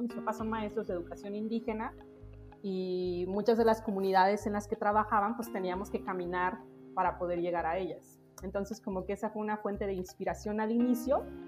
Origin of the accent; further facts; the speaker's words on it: a village in Oaxaca, Mexico; moved away as an adult; also born or lived in Mexico City; los años en los que regresamos a vivir a la ciudad de Oaxaca, no a la ciudad de Oaxaca, a mi pueblo, después de que mis papás terminaron la universidad en la Ciudad de México, yo paso mucho tiempo con mi abuela